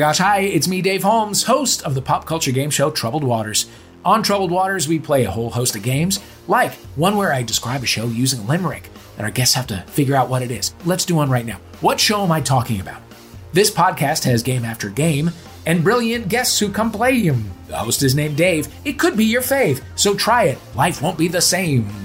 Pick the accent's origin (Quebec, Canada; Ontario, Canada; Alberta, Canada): Quebec, Canada; Montreal; our community we grew up in in Montreal is extremely Jewish